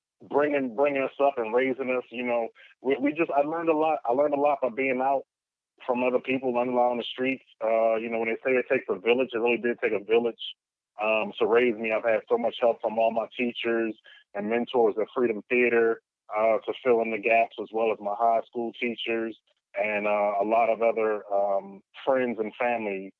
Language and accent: English; Philadelphia, Pennsylvania, United States; I grew up in Philadelphia, spent most of my years in West Oak Lane